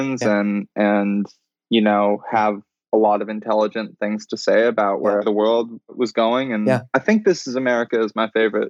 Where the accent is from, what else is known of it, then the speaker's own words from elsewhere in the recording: Vancouver, British Columbia, Canada; also born or lived in Hawaii; I grew up in Vancouver with my dad, and then partially in Hawaii with my mom